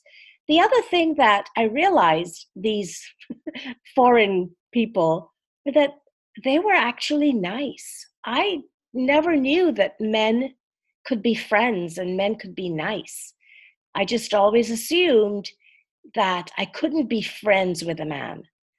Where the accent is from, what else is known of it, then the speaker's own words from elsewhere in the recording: Trinidad & Tobago; moved away as an adult; I was born and grew up in Trinidad and Tobago in the West Indies. It's a country made up of two islands, right off the coast of Venezuela.